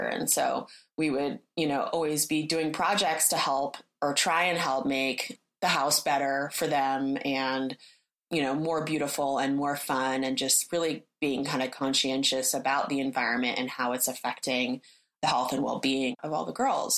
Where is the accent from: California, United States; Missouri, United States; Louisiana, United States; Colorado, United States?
California, United States; Berkeley; moved away as an adult; also born or lived in Florence, Italy; I grew up in Berkeley, in Berkeley, California, which is, you know, in the Bay Area